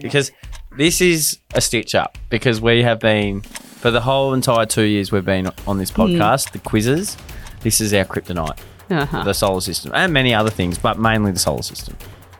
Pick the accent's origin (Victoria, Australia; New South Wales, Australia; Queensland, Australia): Victoria, Australia; Ballarat; We're from Ballarat.